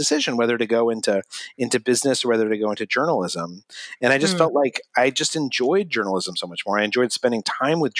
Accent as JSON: {"language": "English", "town": "Albuquerque", "region": "New Mexico", "country": "United States", "tie": "born or raised there", "moved": "yes", "said": "I grew up in Albuquerque, New Mexico"}